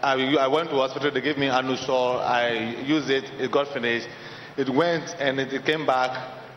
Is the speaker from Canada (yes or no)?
no; Ghana; I come from Ghana.